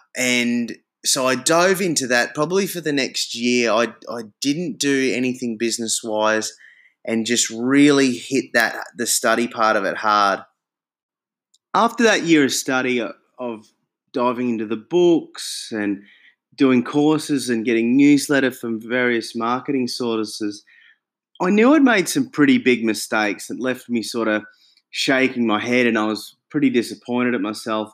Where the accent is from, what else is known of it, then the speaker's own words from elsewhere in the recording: Brisbane, Queensland, Australia; moved away as an adult; also born or lived in Darwin; now in Hong Kong; I come back to Brisbane, my hometown in Australia